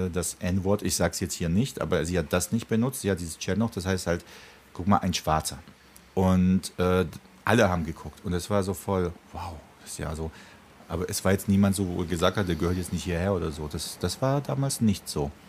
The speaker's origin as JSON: {"language": "German", "region": "Prague", "country": "Czechia", "tie": "born or raised there", "said": "Ich kenne das auch aus meiner Kindheit in Tschechien und wirklich in Prag, als der Wenzelsplatz noch leer war, keine Touristen."}